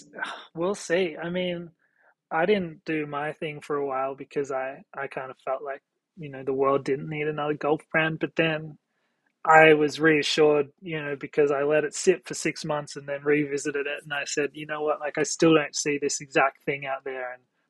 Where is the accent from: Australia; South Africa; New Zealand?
Australia; now in New York, United States; You know, I moved from Australia to New York for a job, and I had a really successful career here in New York